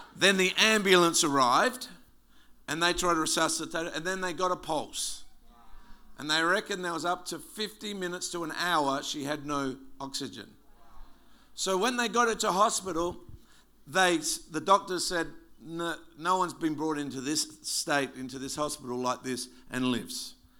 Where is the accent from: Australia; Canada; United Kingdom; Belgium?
Australia; South Australia; moved away as an adult; also born or lived in Wewak, Papua New Guinea; now in Melbourne, Australia; South Australians don't like Victorians very much. In fact, we used to have this slogan called Kick a Vic